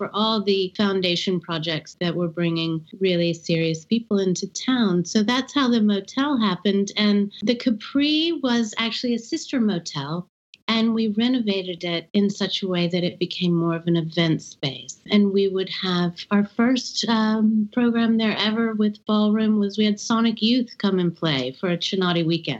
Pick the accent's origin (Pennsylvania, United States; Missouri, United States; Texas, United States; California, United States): Texas, United States; Gulf Coast, Southeast; also born or lived in Austin, Texas; I grew up on my family's ranch in Southeast Texas on the Gulf Coast. Went to school in Austin, which is certainly the bastion of progressive thought in the state of Texas. So that's where I am. Proper Texans, I'm seventh generation.